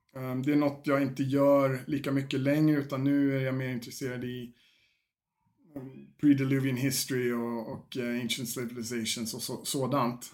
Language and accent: Swedish; Sweden; moved away; also born or lived in Fagersta; jag flyttade hem till Sverige